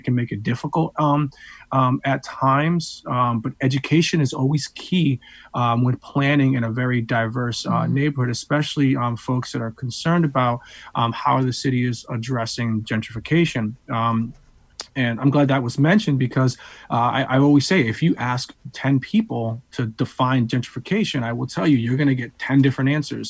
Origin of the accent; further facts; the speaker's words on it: New London, Connecticut, United States; I'm a New London product, by the way, so born and raised in New London.